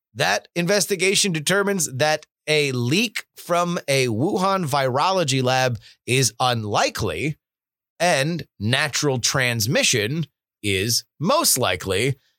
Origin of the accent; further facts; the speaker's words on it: South Florida, United States; I grew up in South Florida